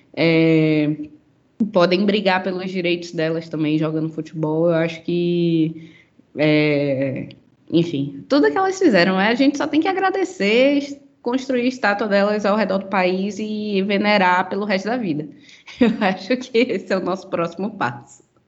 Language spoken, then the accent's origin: Portuguese; Salvador, Bahia, Brazil; now in São Paulo, Brazil; sou baiana, sou da terra de formiga